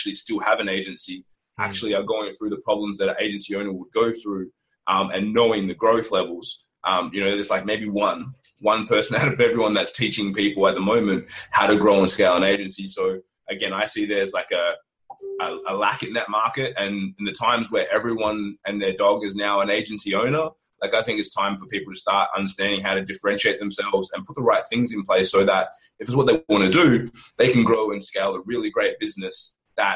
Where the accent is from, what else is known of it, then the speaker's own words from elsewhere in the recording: Australia; we're Australian